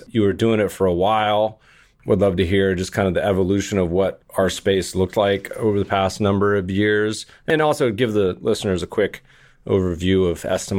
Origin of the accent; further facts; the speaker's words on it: Manhattan Beach, California, United States; somebody said, where are you from? I said, Manhattan Beach. And he said, oh, New York City. I said, no, what are you talking about? Manhattan Beach, California.